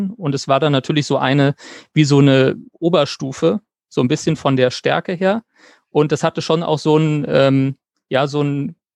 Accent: Mainz, Rhineland-Palatinate, Germany; Ähm, ich äh, komme aus Mainz ähm, und habe an der, Johann, also wohne in Mainz und habe an der Johannes Gutenberg Universität studiert

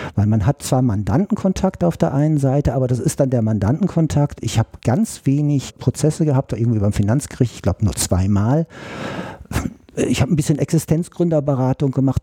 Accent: Georgsmarienhütte, Lower Saxony, Germany; now in Berlin, Germany; aus einem kleineren Örtchen südlich von Osnabrück, mitten in Niedersachsen, Georgsmarienhütte. Ja, da bin ich aufgewachsen

